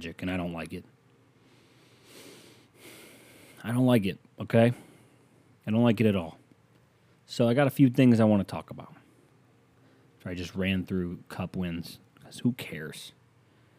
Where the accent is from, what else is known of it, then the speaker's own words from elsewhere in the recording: the Rust Belt, Midwest, United States; I'm from the Midwest, the Rust Belt